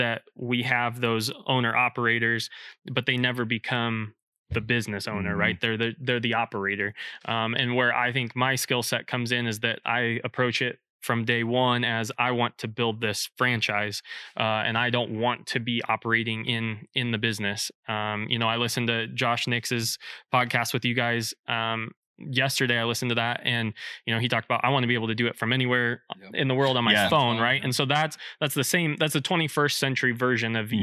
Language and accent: English; Blair, Nebraska, United States; moved away as an adult; now in Lincoln, United States; originally from Blair, Nebraska. So just north of Omaha, my dad was a teacher and coach there at the high school